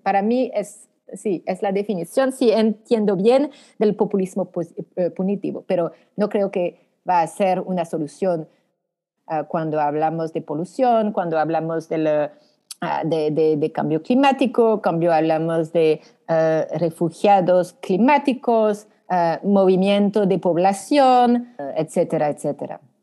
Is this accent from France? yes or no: yes; France; accent: French; Spanish is a second language; Soy francesa. Soy francesa